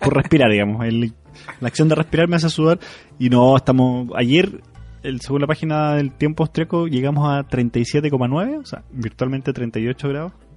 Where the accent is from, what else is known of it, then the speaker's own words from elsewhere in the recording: Chile; moved away; vengo desde Chile